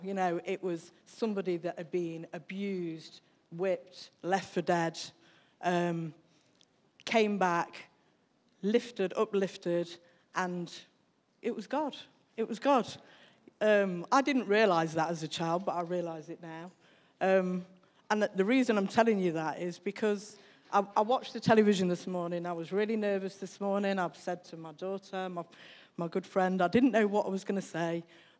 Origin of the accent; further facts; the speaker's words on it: Newark, East Midlands, United Kingdom; born there; I think when I was born in Newark. I was born in 1967.